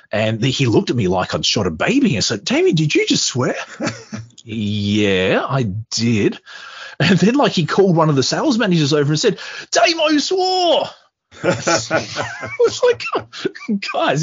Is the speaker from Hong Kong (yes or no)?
no; Australia; being Australian